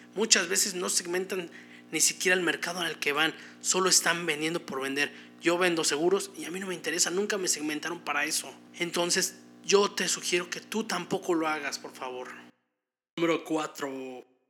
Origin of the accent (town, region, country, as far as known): Mexico